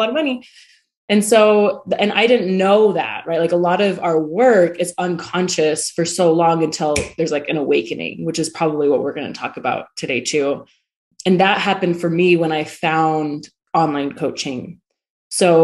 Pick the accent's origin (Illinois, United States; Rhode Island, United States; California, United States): California, United States; now in Lehi, United States; I live in Utah, in Lehigh. I come from California